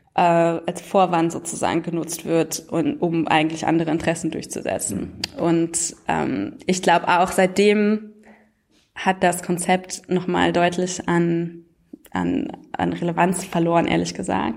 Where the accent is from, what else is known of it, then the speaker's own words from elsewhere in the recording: Germany; das kennen wir ja als Deutsche